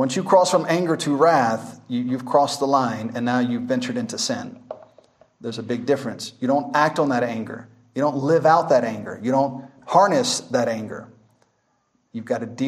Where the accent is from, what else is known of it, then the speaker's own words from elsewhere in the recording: Memphis, Tennessee, United States; now in Masaka, Uganda; I'm from Memphis, Tennessee. I'm from the streets. It's very violent where I'm from.